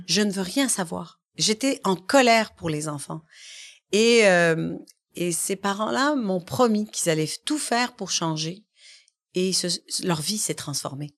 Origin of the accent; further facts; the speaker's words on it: Quebec, Canada; je suis arrivée ici quand j'étais bébé. Mm-hmm. Et euh, voilà, j'ai grandi au Québec